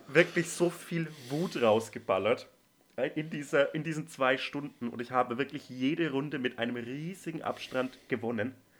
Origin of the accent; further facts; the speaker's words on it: Franconia, Bavaria, Germany; aus meinem Heimatland